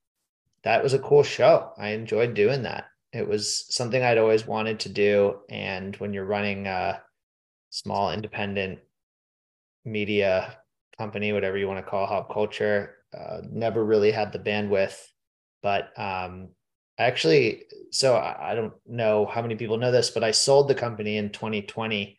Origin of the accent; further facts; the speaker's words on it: Pittsburgh, Pennsylvania, United States; I'm from Pittsburgh. And I'd always been told growing up that Philadelphia sucked